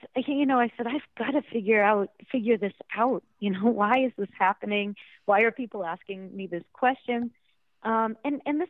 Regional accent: Massachusetts, United States; moved away; I'm from this Italian American town in Massachusetts. There wasn't much diversity when I was growing up

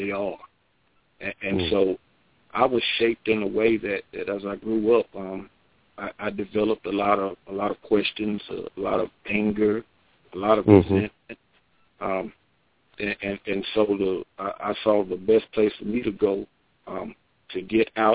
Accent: Asheboro, North Carolina, United States; born or raised there; moved away as an adult; also born or lived in Sanford, North Carolina

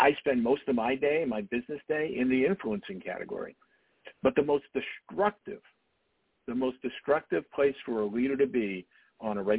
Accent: Dartmouth, Massachusetts, United States; I grew up in Dartmouth, Massachusetts, which is a pretty small community in southeastern Massachusetts.

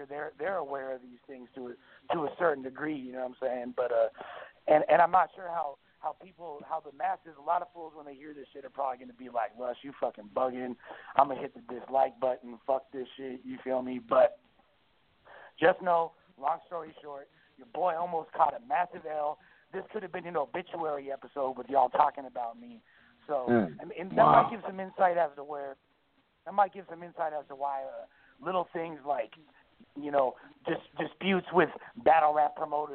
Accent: Los Angeles, California, United States; I grew up in Hollywood.

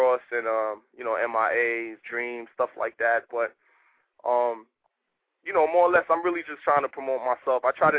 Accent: Bronx, New York, United States; I'm an artist from the Bronx.

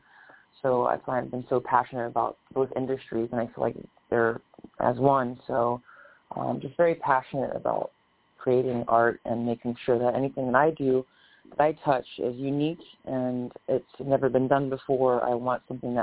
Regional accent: Indianapolis, Indiana, United States; my hometown Indiana Pacers

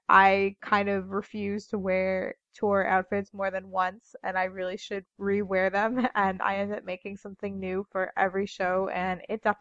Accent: Louisville, Kentucky, United States; Louisville, Kentucky.

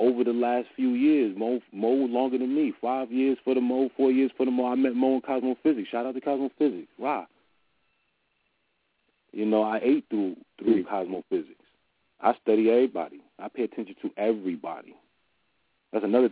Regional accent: New Jersey, United States; I'm from Jersey

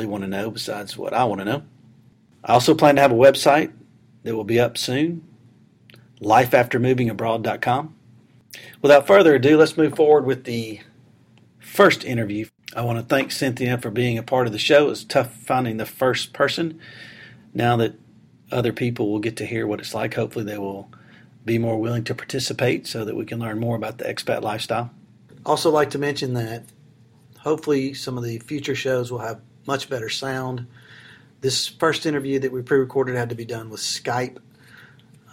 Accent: Alabama, United States; accent: southern; I am from Alabama, as you might be able to tell from the southern accent

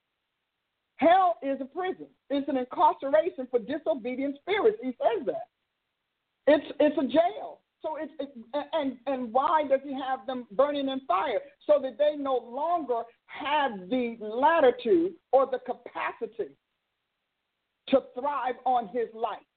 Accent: Newark, New Jersey, United States; I grew up in Newark

